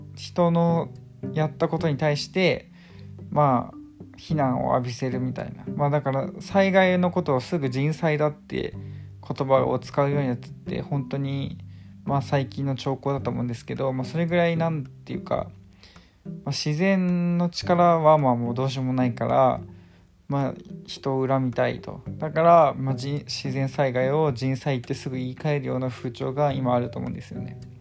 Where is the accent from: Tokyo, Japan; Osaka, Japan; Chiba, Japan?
Chiba, Japan; 私の地元千葉なんですけど